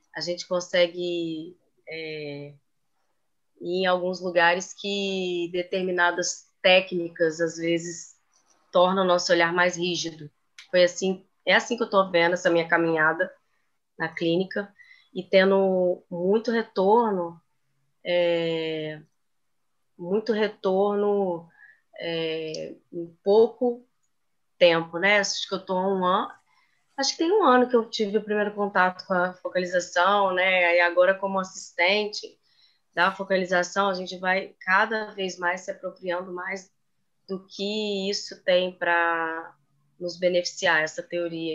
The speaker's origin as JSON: {"language": "Portuguese", "town": "Belo Horizonte", "region": "Minas Gerais", "country": "Brazil", "moved": "as an adult", "lives_now": "Rio de Janeiro, Brazil", "said": "eu sou de Belo Horizonte, Minas Gerais, mas moro no Rio tem nove anos"}